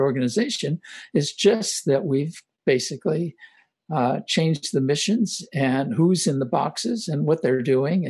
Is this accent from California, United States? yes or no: yes; Los Angeles, California, United States; also born or lived in Omaha, Nebraska; I grew up in Hollywood, kind of near Hollywood, East Hollywood